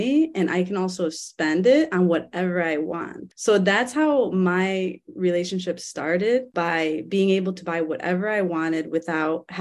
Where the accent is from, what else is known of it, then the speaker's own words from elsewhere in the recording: Cleveland, Ohio, United States; So that's actually where I grew up. I was born in Cleveland